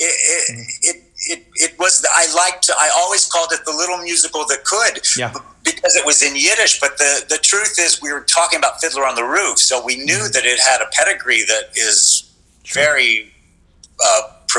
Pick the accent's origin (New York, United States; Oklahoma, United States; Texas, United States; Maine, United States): Texas, United States; Lubbock; moved away; I grew up in Lubbock, Texas